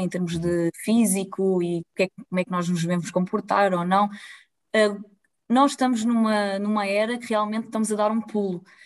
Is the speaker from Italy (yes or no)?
no; Lisbon, Portugal; moved away as an adult; now in Pombal, Portugal; eu sou de Lisboa